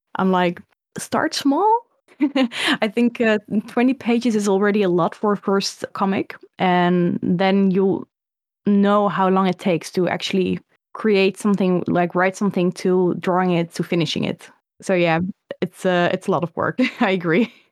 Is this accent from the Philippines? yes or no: no; Netherlands; I grew up in the, the Netherlands